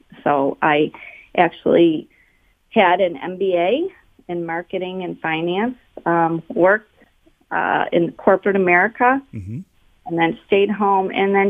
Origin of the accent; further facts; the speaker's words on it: St. Clair Shores, Michigan, United States; also born or lived in Detroit, United States; now in Farmington Hills, United States; I am a native Michigander, Detroiter. I grew up, I was born in Detroit, raised in St. Clair Shores. Moved out to Farmington Hills about 25 years ago